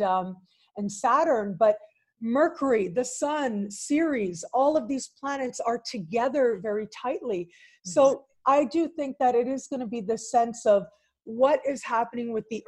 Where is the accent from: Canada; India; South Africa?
Canada; I am Canadian